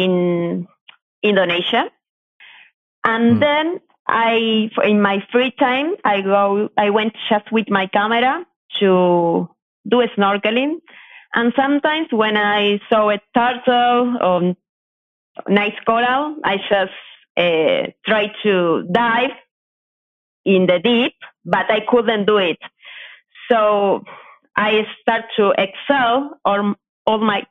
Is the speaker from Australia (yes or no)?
no; coast of Buenos Aires, Buenos Aires Province, Argentina; I am from Argentina. I grew up next to the coast of Buenos Aires.